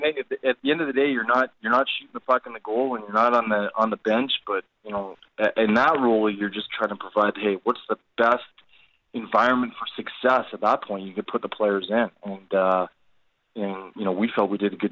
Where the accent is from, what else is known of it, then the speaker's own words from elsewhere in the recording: Canada; And that's just part of being Canadian and part of, you know, being in that environment.